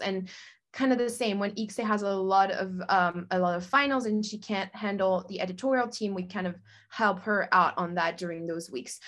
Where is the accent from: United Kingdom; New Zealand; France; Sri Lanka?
France; now in Los Angeles, United States; I'm originally from France, France. Oh my God. Uh, but I'm currently living in LA.